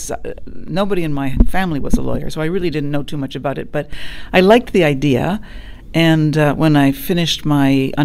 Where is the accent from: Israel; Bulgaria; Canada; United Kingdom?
Canada; moved away as an adult; also born or lived in Paris, France; now in Hong Kong; I'm a Canadian-trained lawyer originally. But after I practiced there for a few years, I ran away from home